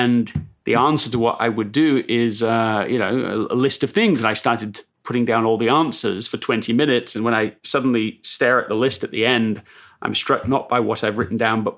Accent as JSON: {"language": "English", "town": "Leeds", "region": "Yorkshire and the Humber", "country": "United Kingdom", "tie": "born or raised there", "also_born_or_lived": "London", "said": "I was born in London, England, but grew up in Leeds"}